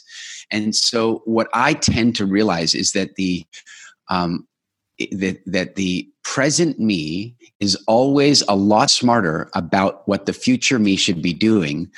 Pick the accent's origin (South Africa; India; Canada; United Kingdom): South Africa; moved away; I was born in South Africa